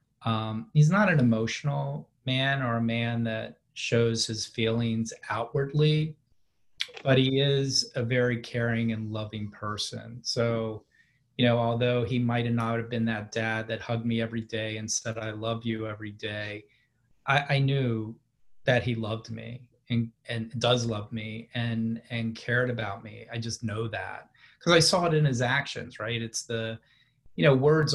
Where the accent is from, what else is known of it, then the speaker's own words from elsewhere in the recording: D.C., Maryland suburbs outside Washington, United States; they moved out to the suburbs right outside the city in Maryland. So that's really where I grew up